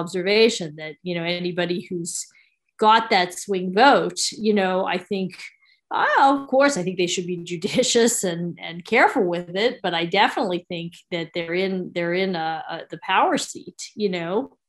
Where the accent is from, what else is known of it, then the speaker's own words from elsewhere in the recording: New York, United States; now in Pennsylvania, United States; I happen to be in PA now. I'm also a New Yorker